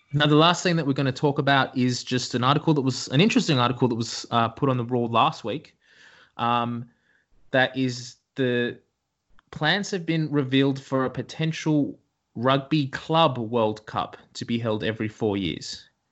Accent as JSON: {"language": "English", "country": "Australia", "said": "we're Aussies."}